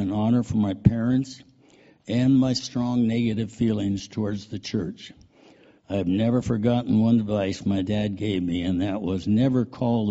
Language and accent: English; Seattle, Washington, United States; I was born in Seattle in 1929